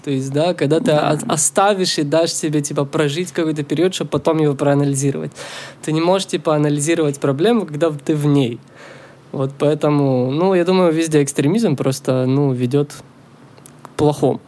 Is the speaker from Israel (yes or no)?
yes; Israel; now in Canada; я из Израиля вообще